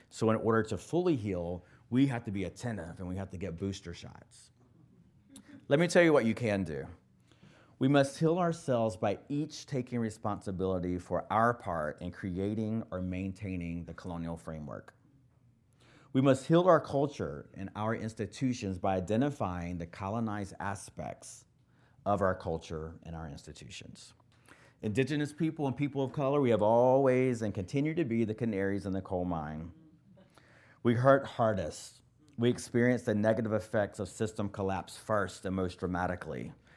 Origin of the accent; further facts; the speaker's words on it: the South, United States; I'm from the South, or the South, right?